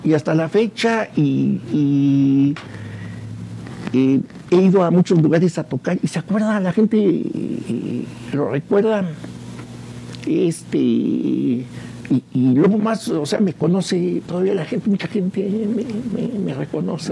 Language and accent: Spanish; San Juan del Río, Querétaro, Mexico; De aquí de San Juan del Río. San Juan, San Juanense